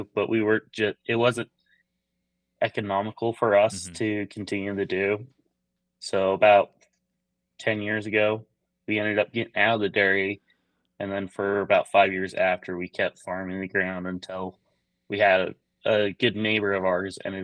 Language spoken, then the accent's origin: English; Cache Valley, Northern Utah, United States; I grew up in Northern Utah, a little valley called Cache Valley, Utah